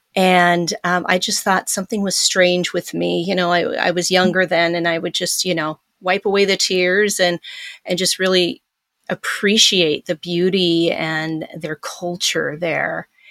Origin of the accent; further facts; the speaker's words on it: Pacific Northwest, United States; moved away; also born or lived in Iowa; growing up in the Pacific Northwest, running around the woods